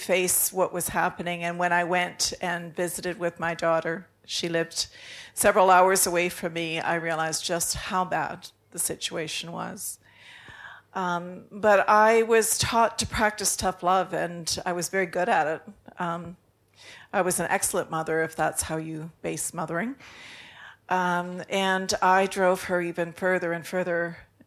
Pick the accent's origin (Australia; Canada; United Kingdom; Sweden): Canada; I'm from Canada